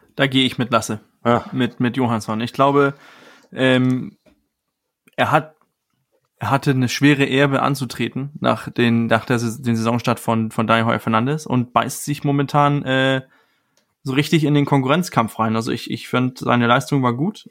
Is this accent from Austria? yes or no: no; Denmark; moved away; für mich als Däne